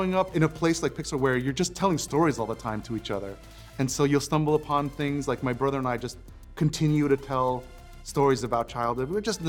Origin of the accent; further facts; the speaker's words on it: New York, United States; growing up in New York at that time in the late 80s, early 90s